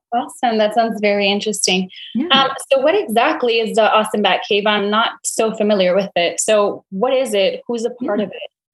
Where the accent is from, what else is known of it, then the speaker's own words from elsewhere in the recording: Brownsville, Texas, United States; I'm from Brownsville myself.